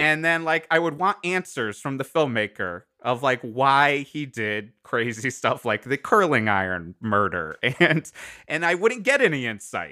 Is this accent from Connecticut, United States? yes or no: yes; Cheshire, Connecticut, United States; I grew up in Connecticut.